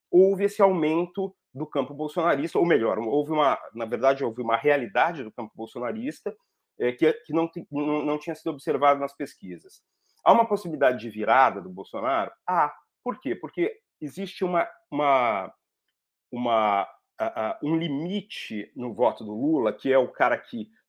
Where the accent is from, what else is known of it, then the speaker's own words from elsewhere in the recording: Brazil; Eu sou brasileiro